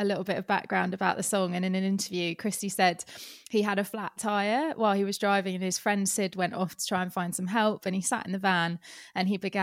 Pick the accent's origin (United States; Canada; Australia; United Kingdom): United Kingdom; England; I have to say that as an English person